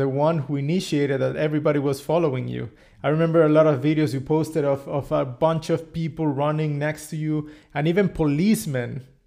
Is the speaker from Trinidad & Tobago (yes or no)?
no; Cancun, Quintana Roo, Mexico; I come from Mexico, and particularly my hometown is Cancun